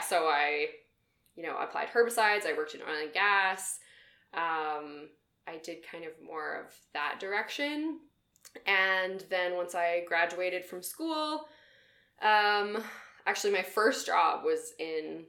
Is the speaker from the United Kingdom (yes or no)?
no; Camrose, Alberta, Canada; also born or lived in Edmonton; I came back to Alberta, I'll say, because I'm from Camrose. So I went to U of A at Augustana for a semester, lived at home